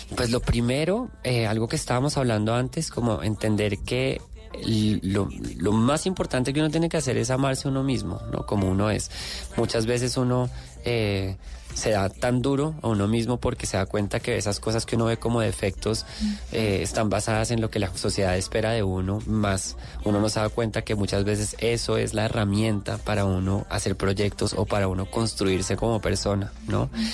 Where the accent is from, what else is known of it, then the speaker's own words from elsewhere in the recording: Bogotá, Colombia; moved away as an adult; now in Mexico; darme cuenta de quién soy como colombiano, como persona que nació en Bogotá en los 80